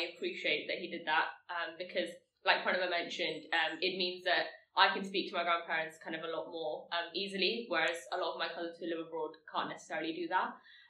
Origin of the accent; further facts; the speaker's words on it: Mumbai, Maharashtra, India; first language Tamil; English is a second language; But also speaking to my friends in Hindi is quite useful in Mumbai as well, and that's why I know Hindi, because that's where I've grown up.